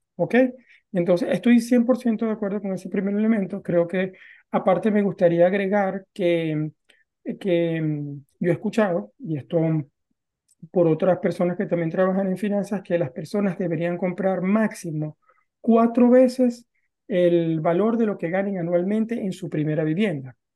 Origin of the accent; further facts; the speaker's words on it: Venezuela; moved away as an adult; now in Norway; los dos somos venezolanos, también salí de Venezuela y me vine a vivir a Noruega